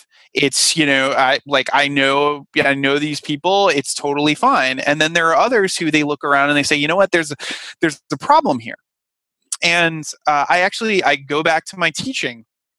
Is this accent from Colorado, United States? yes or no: no; Rhode Island, United States; I certainly had, you know, a number of jokes made about, you know, the fact that I was coming from Rhode Island and, you know, I was lucky enough to not have the Peter Griffin accent that, some of my colleagues from Rhode Island, had